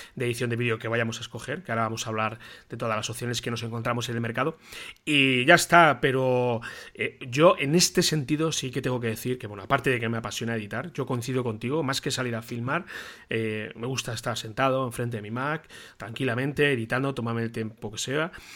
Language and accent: Spanish; Toledo, Castilla-La Mancha, Spain; como toledano de aquí, de la ciudad donde vivo